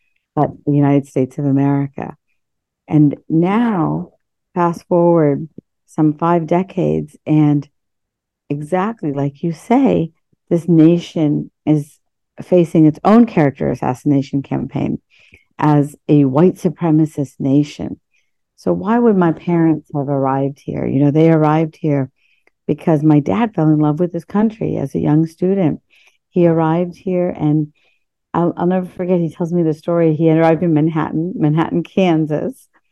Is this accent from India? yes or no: yes; India; born there; I was born in India, 1965, and I was born, you know, first generation post-colonialism.